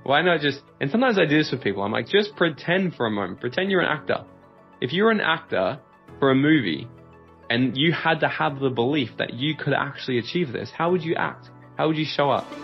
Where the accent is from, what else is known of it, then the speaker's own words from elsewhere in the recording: Gold Coast, Queensland, Australia; I moved back down to my hometown here on the Gold Coast